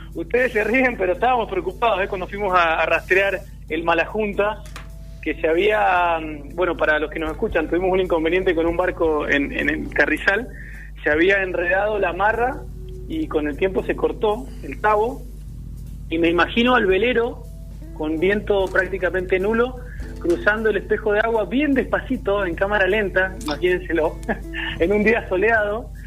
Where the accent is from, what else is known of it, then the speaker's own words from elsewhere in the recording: Santa Fe, Argentina; now in Mendoza, Argentina; Yo soy santafesino de nacimiento y mendocino por adopción